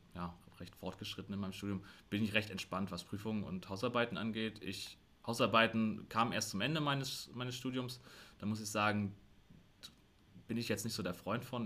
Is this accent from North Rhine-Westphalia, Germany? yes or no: no; Rostock, Mecklenburg-Vorpommern, Germany; also ich bin auch in Rostock geboren ähm, und habe auch den Größteil meines Lebens hier in Rostock gelebt